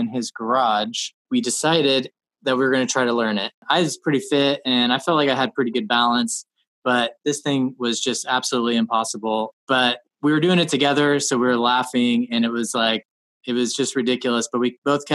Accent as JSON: {"language": "English", "region": "Alaska", "country": "United States", "tie": "born or raised there", "said": "I'm from Alaska. So when I was in the first grade, I started commercial fishing with my dad."}